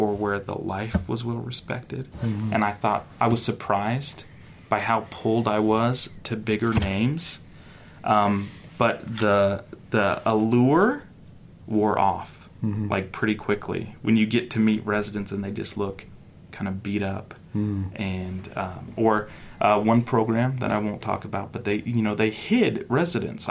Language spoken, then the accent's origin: English; North Carolina, United States; now in Utah, United States; I grew up in North Carolina.